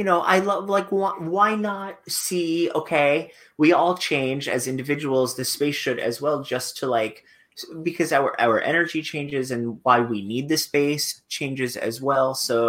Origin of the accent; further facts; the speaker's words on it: Fort Lauderdale, Florida, United States; accent: New York; also born or lived in Long Island; now in New York, United States; I was born in Long Island, but raised in Fort Lauderdale. even when I was in Fort Lauderdale, I still considered New York home. I just, mm-hmm. I had a New York accent that I got rid of in college.